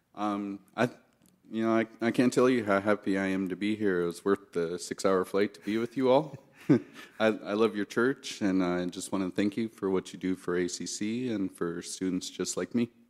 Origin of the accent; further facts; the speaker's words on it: Anchorage, Alaska, United States; I was born and raised in Anchorage